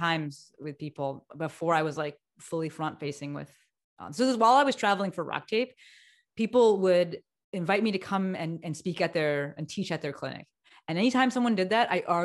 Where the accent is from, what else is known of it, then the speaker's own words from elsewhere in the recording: New Jersey, United States; moved away as an adult; also born or lived in New York; now in Los Angeles, United States; I moved across the country, right? So I'm from Jersey